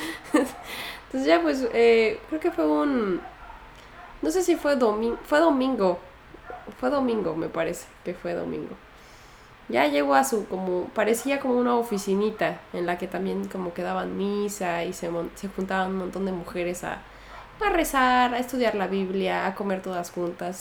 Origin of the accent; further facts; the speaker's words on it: Mexico; moved away; soy mexicana